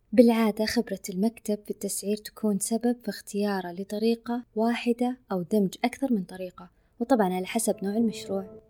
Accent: Saudi Arabia; عندنا بالسعودية

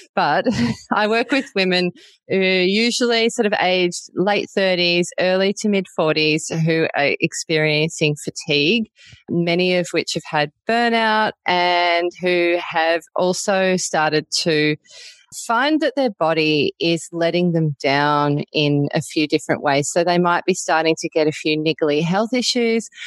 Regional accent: Melbourne, Victoria, Australia; now in Byron Bay, Australia; I live in Byron Bay now, but I wasn't born here. I was born in Melbourne

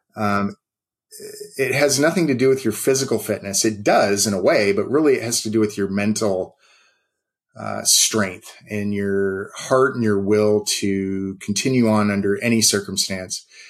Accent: West Coast, United States; moved away; I'm from the West Coast.

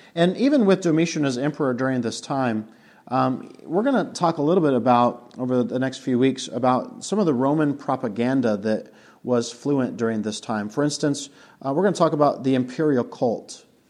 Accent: Colorado, United States; moved away; also born or lived in Monticello; Mountain View Christian Church in Colorado. We drove an hour and a half to go to church

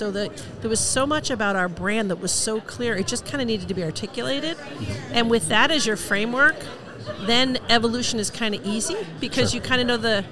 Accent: New York, United States; moved away; as a New Yorker to come home to my hometown

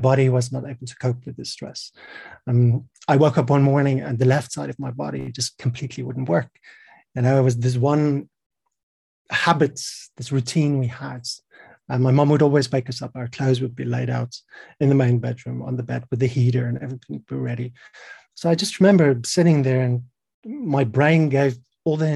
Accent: South Africa; I'm from South Africa. I was born in 1980

